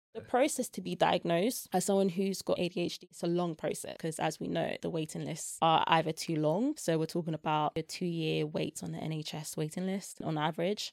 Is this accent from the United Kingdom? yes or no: yes; London, United Kingdom; also born or lived in Germany / Belgium; South East London